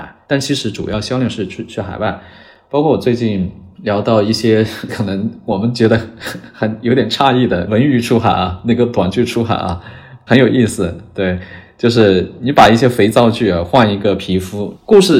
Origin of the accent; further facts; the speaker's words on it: China; 但 Chat GPT 今年来了之后，发现一个东西，就是我们中国人，我们会四六级，我们可以写出很地道的英文的表达啊，我们不怵了。